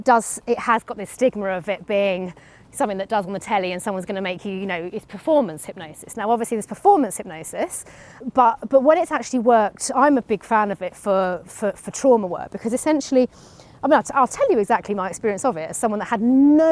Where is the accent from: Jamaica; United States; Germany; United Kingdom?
United Kingdom; being British